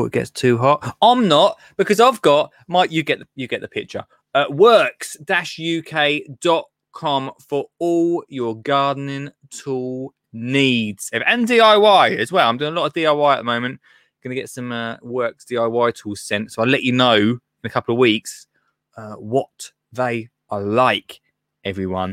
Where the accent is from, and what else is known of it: Colchester, East of England, United Kingdom; born or raised there